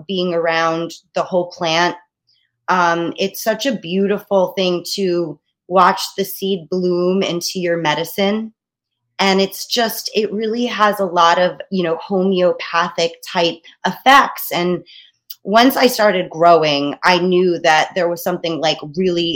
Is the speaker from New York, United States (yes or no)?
yes; Long Island, New York, United States; also born or lived in Staten Island, New York / Boca Raton, Florida; I am a New Yorker through and through. I was born in Long Island, and I've been on Staten Island for about the past 20 years.